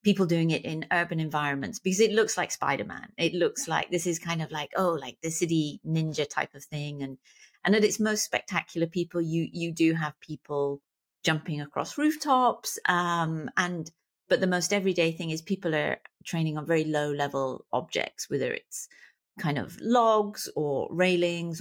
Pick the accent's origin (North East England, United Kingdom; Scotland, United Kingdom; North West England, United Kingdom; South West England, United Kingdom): South West England, United Kingdom; Plymouth; moved away as an adult; also born or lived in London; now in Southern California, United States; I'm from Plymouth.